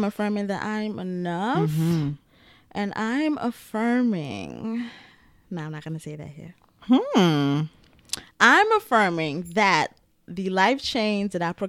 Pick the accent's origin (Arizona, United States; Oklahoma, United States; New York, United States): New York, United States; Bronx; Oh, and I'm from the Bronx, too. And that matters.